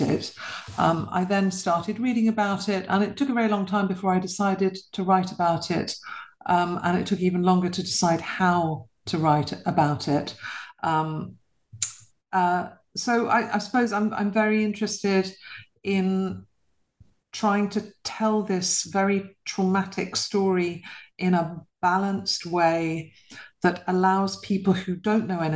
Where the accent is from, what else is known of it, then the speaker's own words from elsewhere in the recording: London, United Kingdom; I was born and bred in London to a British mother and a Polish father